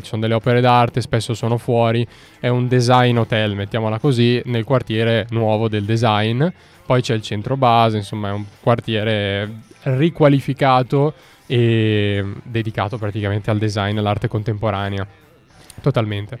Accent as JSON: {"language": "Italian", "town": "Milan", "region": "Lombardy", "country": "Italy", "said": "io sono milanese"}